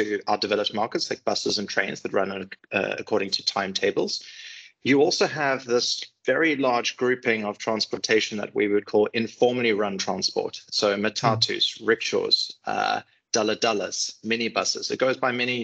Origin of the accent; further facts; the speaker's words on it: South Africa; I grew up in South Africa